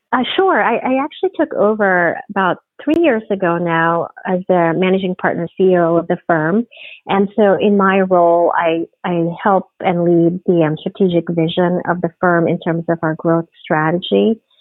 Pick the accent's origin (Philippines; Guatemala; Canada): Philippines; moved away as an adult; also born or lived in Providence, Rhode Island / Japan / New York; now in Houston, United States; I grew up in the Philippines. I, I actually was born and raised in the Philippines